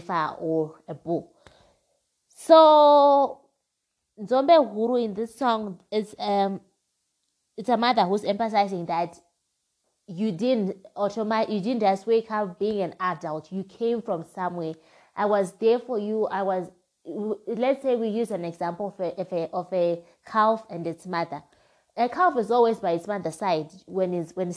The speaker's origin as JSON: {"language": "English", "country": "Zimbabwe", "said": "my home country, which is Zimbabwe"}